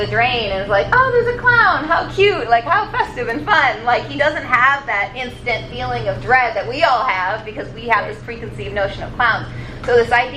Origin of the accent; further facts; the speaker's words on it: Haverhill, Massachusetts, United States; I grew up in Haverhill, Massachusetts